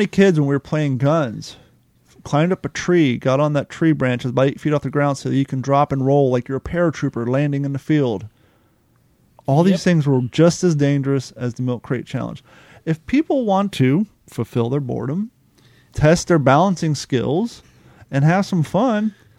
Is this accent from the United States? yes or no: yes; Kentucky, United States; When we were young, especially growing up in Kentucky